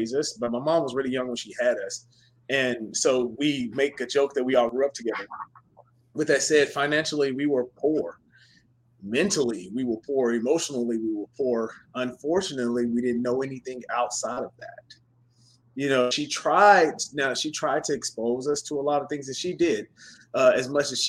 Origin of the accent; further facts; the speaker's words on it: Chattanooga, Tennessee, United States; accent: Southern drawl; moved away as an adult; I'm originally from Chattanooga, Tennessee, born and raised